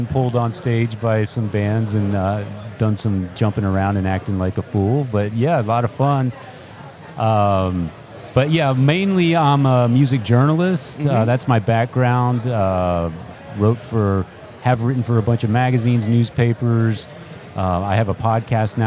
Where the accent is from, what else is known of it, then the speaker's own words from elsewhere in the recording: San Antonio, Texas, United States; now in Austin, United States; I was born and raised in San Antonio, and San Antonio is legendary for being a heavy metal hotbed